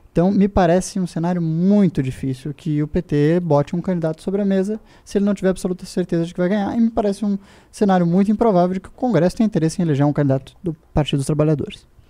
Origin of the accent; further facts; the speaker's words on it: Brazil; eu, como brasileiro desconfiado que sou